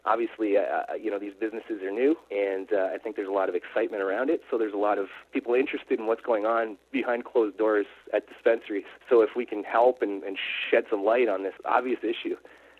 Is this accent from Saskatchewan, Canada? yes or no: no; St. Catharines, Ontario, Canada; I'm from St. Catharines.